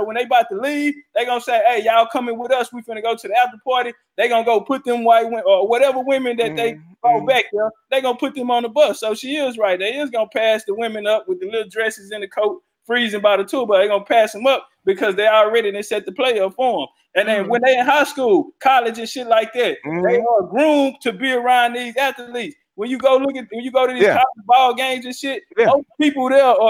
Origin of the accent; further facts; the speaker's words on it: Houston, Texas, United States; I'm in Houston. I'm from Houston.